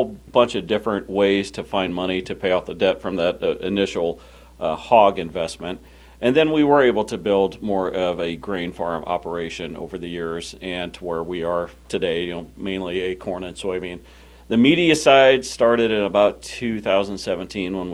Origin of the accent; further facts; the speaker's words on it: Illinois, United States; we're from Illinois